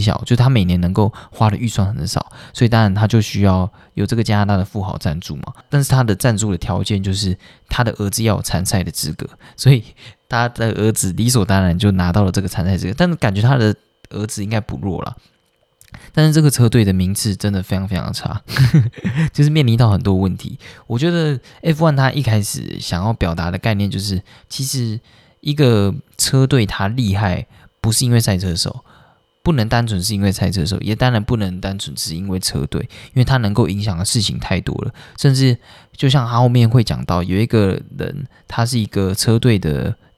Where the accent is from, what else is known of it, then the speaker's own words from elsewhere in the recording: Taiwan; 我们台湾人